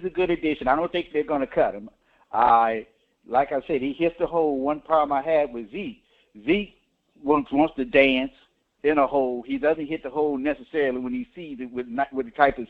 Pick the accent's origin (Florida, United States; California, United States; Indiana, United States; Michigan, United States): Florida, United States; Tampa Bay area; I've been born and raised in the Tampa Bay area